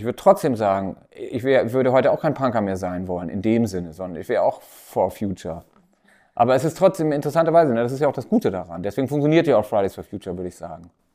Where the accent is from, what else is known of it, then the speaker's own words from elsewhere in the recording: Timmendorfer Strand, Schleswig-Holstein, Germany; also born or lived in Hamburg; now in Berlin, Germany; Aber ich komme ja hier aus der Gegend, aus Timnower Strand und habe hier auch angefangen